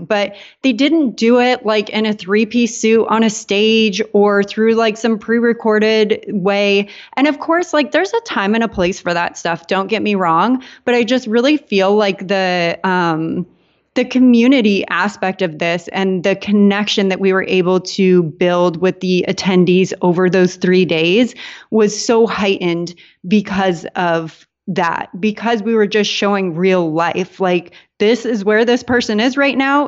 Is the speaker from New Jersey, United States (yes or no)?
no; San Diego, California, United States; moved away as an adult; also born or lived in Portland, Maine; now in Puerto Rico; I grew up in San Diego